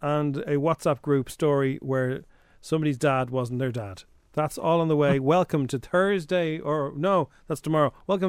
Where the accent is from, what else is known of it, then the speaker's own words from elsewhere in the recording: Ireland; We're all Irish in Paris.